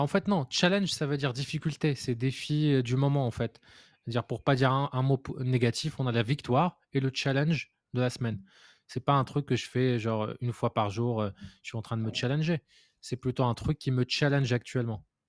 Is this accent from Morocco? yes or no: yes; Morocco; moved away; d'un point de vue culturel, je venais du Maroc